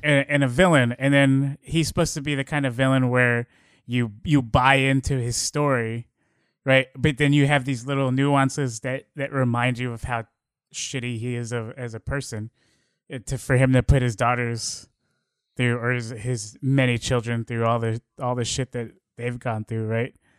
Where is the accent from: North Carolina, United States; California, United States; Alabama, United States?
California, United States; Bay Area; we're we're from the Bay Area